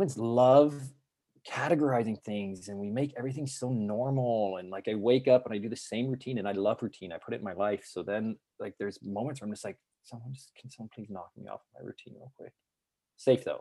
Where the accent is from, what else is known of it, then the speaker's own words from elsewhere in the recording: Colorado, United States; moved away as an adult; now in San Diego, United States; I grew up in Colorado, and then I came to San Diego for vacation every other summer